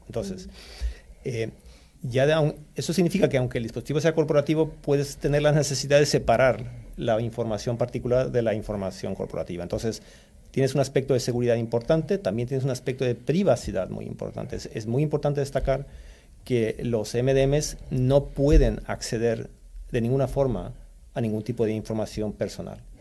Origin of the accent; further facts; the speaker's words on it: Stockholm, Stockholm County, Sweden; also born or lived in Mexico City, Mexico; now in Spain; crecí en Estocolmo, Suecia